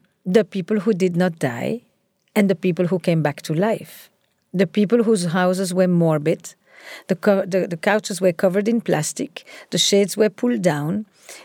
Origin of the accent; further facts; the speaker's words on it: Antwerp, Flanders, Belgium; So I grew up in Antwerp, in Belgium